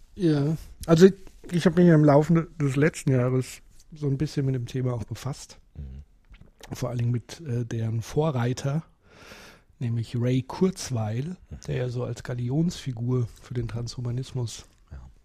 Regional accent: North Rhine-Westphalia, Germany; bei uns in Nordrhein-Westfalen

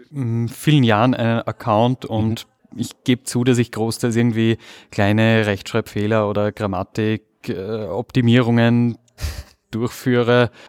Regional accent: Vienna, Austria; Ich komme aus Wien

